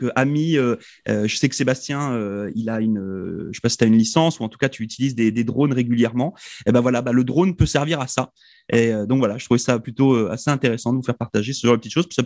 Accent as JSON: {"language": "French", "country": "Spain", "accent": "Spanish", "second_language": "French", "said": "excusez-moi pour mon accent espagnol"}